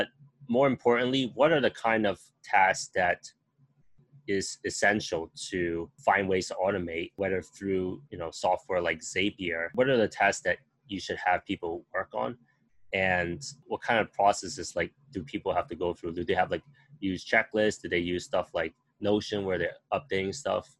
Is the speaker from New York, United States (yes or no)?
yes; New York, United States; moved away as an adult; now in Asia; I was born and raised in New York